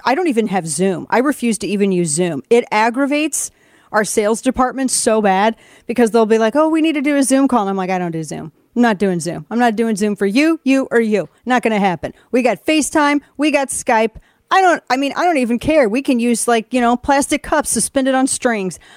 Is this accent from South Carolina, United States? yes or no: no; the Ozarks, Missouri, United States; moved away; where I grew up in the Ozarks